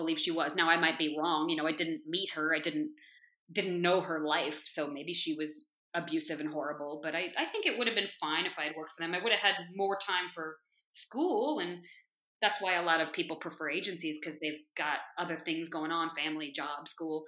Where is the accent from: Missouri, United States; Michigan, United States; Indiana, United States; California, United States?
California, United States; Berkeley; moved away as an adult; I was from Berkeley